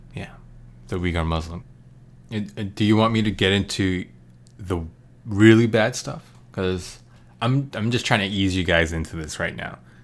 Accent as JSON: {"language": "English", "country": "United States", "said": "as an American"}